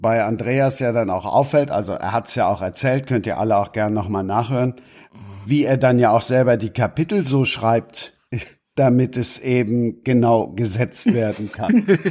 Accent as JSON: {"language": "German", "town": "Cologne", "region": "North Rhine-Westphalia", "country": "Germany", "said": "als Kölner"}